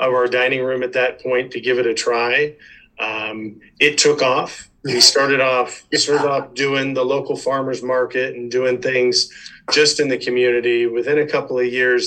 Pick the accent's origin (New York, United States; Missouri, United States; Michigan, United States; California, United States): California, United States; Chino Hills; I grew up in Chino Hills, old Chino Hills.